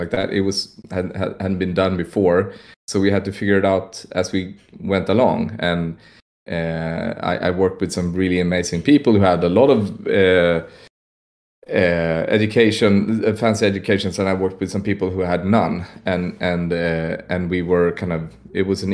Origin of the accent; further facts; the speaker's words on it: Stockholm, Stockholm County, Sweden; I'm from Stockholm, Sweden